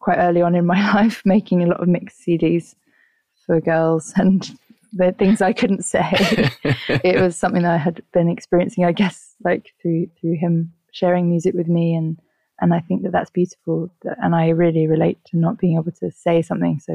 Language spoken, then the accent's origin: English; London, United Kingdom; I grew up in Southwest London, in Wandsworth.